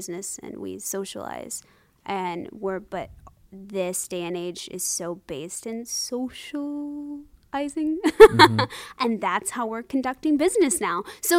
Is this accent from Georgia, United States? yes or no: no; Nashville, Tennessee, United States; moved away; I am from Nashville, Tennessee.